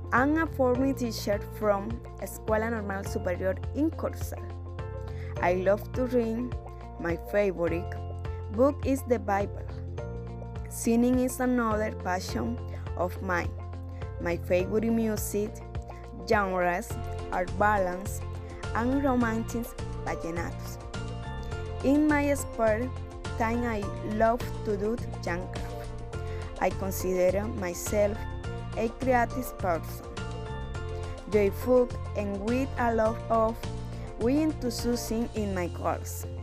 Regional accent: Plato, Magdalena, Colombia; moved away as an adult; now in Los Robles, Colombia; I'm 25 and I was born in January 21st, 1996 in Plato Magdalena, Colombia.

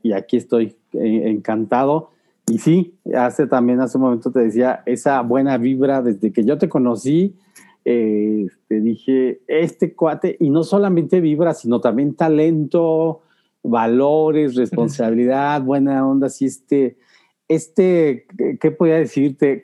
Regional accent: Guanajuato, Mexico; de pequeño soy originario aquí de Guanajuato

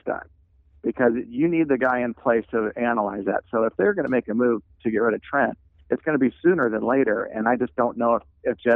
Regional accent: Pleasanton, California, United States; I'm gonna stay in my hometown of Pleasanton

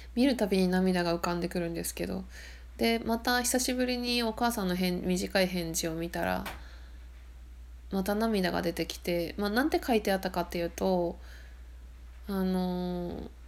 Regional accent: Akita, Japan; also born or lived in Sendai, Miyagi; now in Shimane Prefecture (remote island), Japan; 私秋田県出身なんで東北で寒いとこでね生まれてき育ってるから

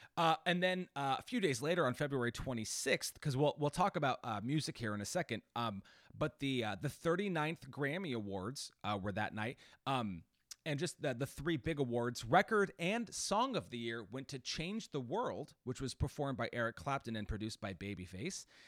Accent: Washington, United States; my home state of Washington

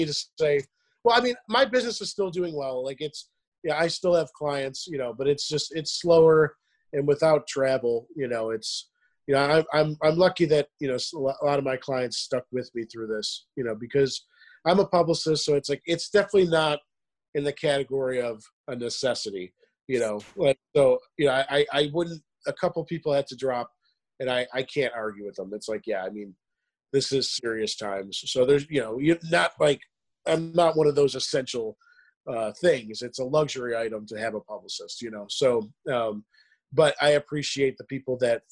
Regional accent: New York, United States; also born or lived in Charlotte; now in Lynchburg, United States; I'm from New York and I'm living in Virginia right now

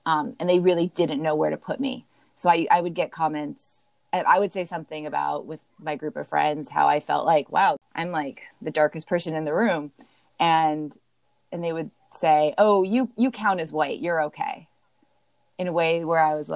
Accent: Los Angeles, California, United States; moved away as an adult; also born or lived in New York; now in Fayetteville, United States; I actually live in a Navy town right now, but I grew up in Los Angeles.

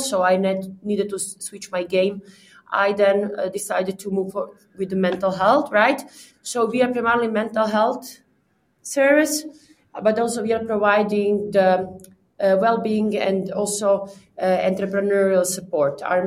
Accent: Croatia; now in Prague, Czech Republic; I'm from Balkan, I'm a Croatian girl

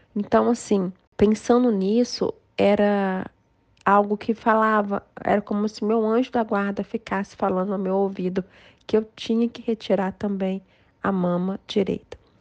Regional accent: João Monlevade, Minas Gerais, Brazil; also born or lived in Belo Horizonte; João Molevade, que é minha cidade natal

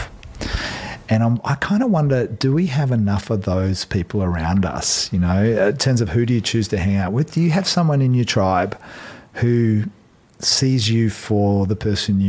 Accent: Australia; now in New Zealand; I'm Aussie

